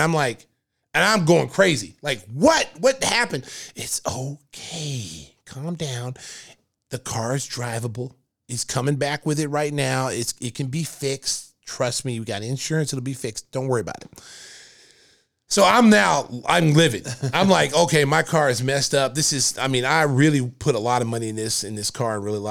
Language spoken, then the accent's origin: English; Lawton, Oklahoma, United States; my hometown, Lawton, Oklahoma